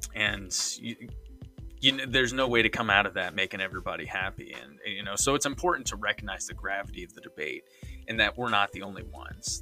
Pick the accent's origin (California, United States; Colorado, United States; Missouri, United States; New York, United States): Missouri, United States; I'm from Missouri